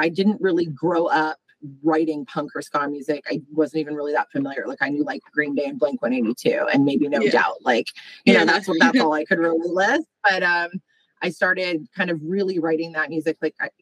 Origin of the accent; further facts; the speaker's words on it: Calgary, Alberta, Canada; moved away as an adult; now in Toronto, Canada; I grew up out west in Alberta